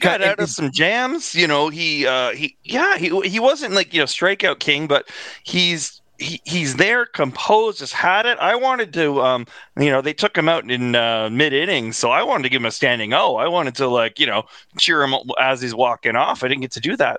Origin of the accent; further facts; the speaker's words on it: Toronto, Ontario, Canada; growing up in Toronto